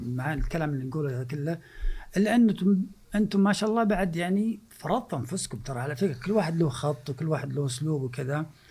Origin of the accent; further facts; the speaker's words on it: Saudi Arabia; احنا كسعوديين